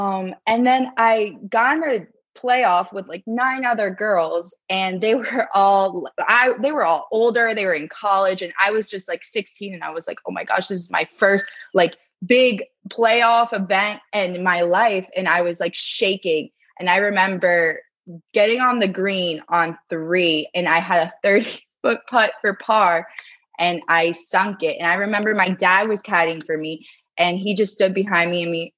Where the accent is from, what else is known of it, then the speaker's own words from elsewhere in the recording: South Florida, United States; also born or lived in New Jersey; now in Tampa, United States; I was born and raised in South Florida and then went to college in South Florida